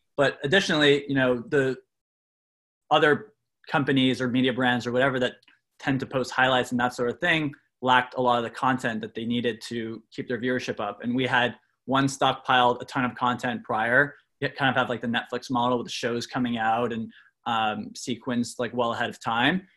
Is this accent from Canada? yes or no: yes; Canada; I'm from Canada.